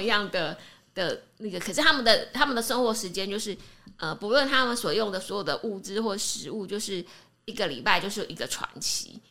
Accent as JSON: {"language": "Chinese", "country": "Taiwan", "said": "好比我们台湾人去日本"}